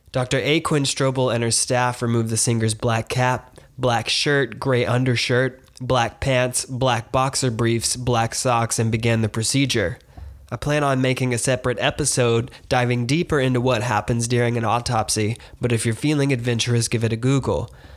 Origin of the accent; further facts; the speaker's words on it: between Lenoir and Blowing Rock, North Carolina, United States; moved away; visiting my hometown, driving three twenty-one north between Lenore and Blowing Rock, North Carolina